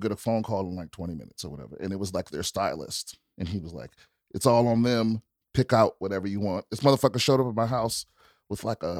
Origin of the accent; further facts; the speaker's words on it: Maryland, United States; also born or lived in Washington, District of Columbia, United States; I grew up in PG County, Maryland. So right outside of DC.